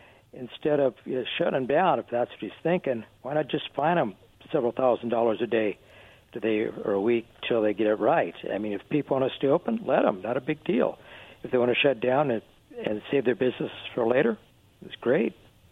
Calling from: Kennewick, Washington, United States; in Kennewick.

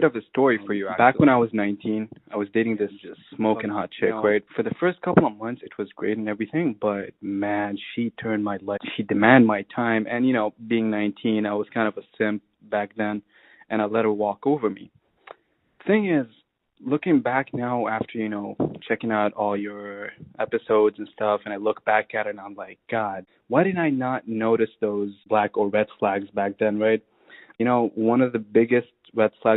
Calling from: Montreal, Quebec, Canada; I'm calling from Montreal.

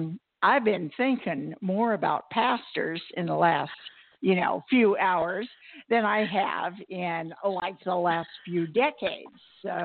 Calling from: Arizona, United States; I'm calling from Arizona.

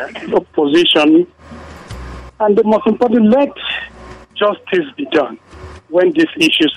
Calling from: Kuru, Plateau, Nigeria; I'm calling from Kuru.

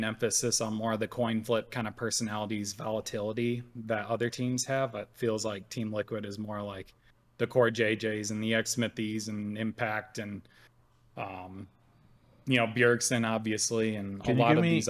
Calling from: New Hampshire, United States; And this time I'm calling from New Hampshire.

